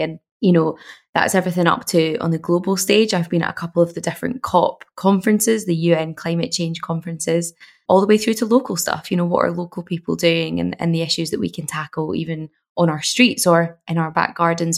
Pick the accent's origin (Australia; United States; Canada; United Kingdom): United Kingdom; Glasgow, Scotland; I'm from Glasgow and I lived in Glasgow at the time